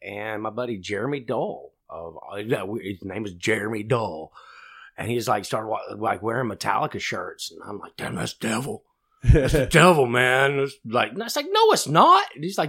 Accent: Wilkesboro, North Carolina, United States; moved away as an adult; also born or lived in Philadelphia; now in Cleveland, United States; I was brought up in North Carolina, the mountains of North Carolina, Wilkesboro. You know, through the 80s and 90s, and you know, not really too much to talk about because, I mean, if you think of Mayberry from Andy Griffith, that's my hometown.

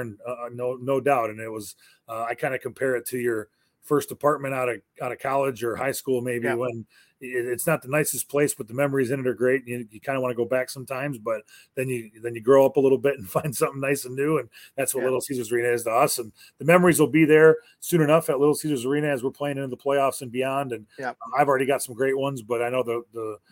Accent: Monroe, Michigan, United States; I'm born and raised in Monroe, Michigan, about 45 minutes south of downtown Detroit

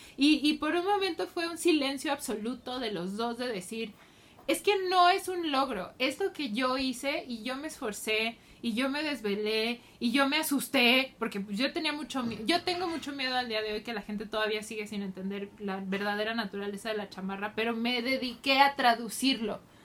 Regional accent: Mexico; como mexicanos

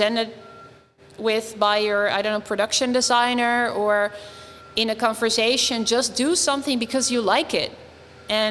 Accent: Nijmegen, Gelderland, Netherlands; born or raised there; moved away

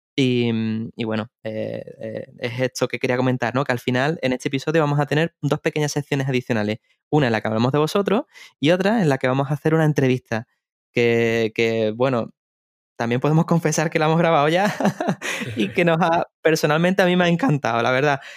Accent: Seville, Andalusia, Spain; yo soy de Sevilla

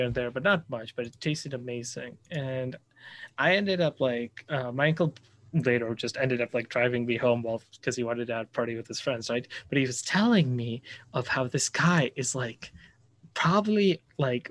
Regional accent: Chandigarh, India; I was born in this city in India called Chandigarh

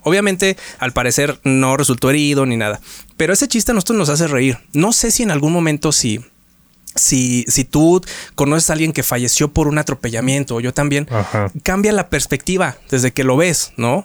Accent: Mexico; como buen mexicano

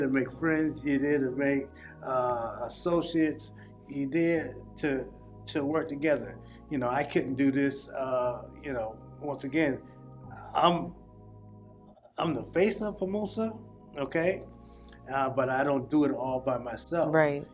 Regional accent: South Carolina, United States; also born or lived in Springfield, Massachusetts; now in Massachusetts, United States; I'm from South Carolina, uh, and you know, we used to go swimming

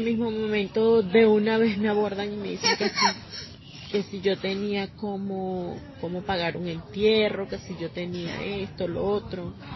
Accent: Venezuela; moved away as an adult; also born or lived in Bogotá, Colombia; now in Villavicencio, Colombia; el país de donde vengo, de Venezuela

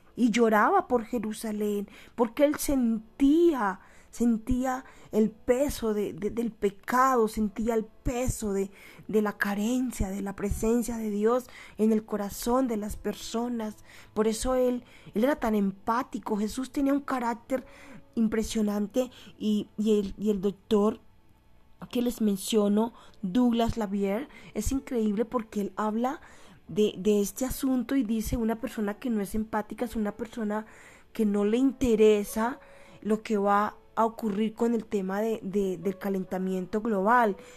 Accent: Colombia; aquí en mi país Colombia

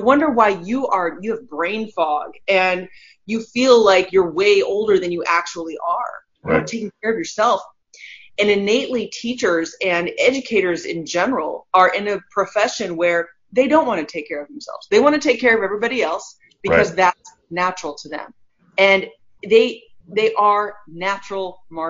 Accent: Southern California, United States; moved away; also born or lived in Midwest; I grew up in Southern California

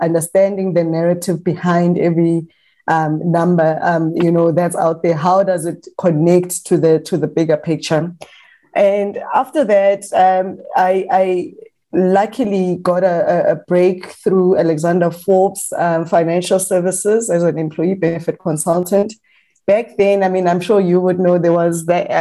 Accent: the Vaal, Gauteng, South Africa; I'm from the Vaal

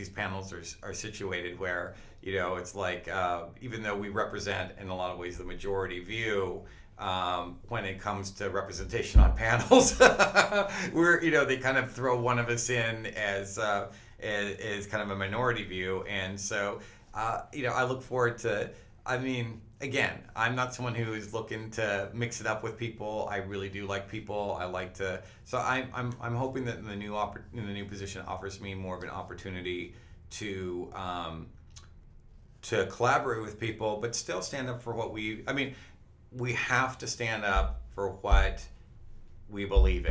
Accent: the Northwest, Pacific Northwest, United States; I grew up in the Northwest

